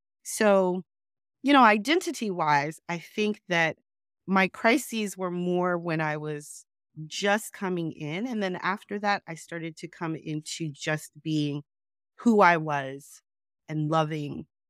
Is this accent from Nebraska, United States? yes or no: no; New York City, New York, United States; also born or lived in Salt Lake City; we moved back to New York. And we lived in New York City. So I grew up mostly in Queens, New York.